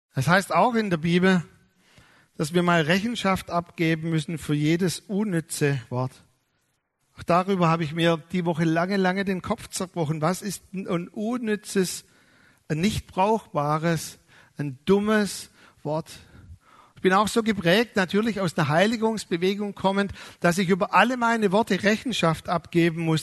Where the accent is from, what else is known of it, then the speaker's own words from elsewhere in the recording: Germany; wir als Deutsche